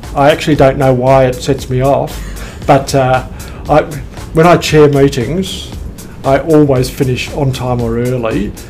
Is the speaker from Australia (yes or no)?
yes; Melbourne, Victoria, Australia; That's actually the most surprising thing, because I came from Melbourne.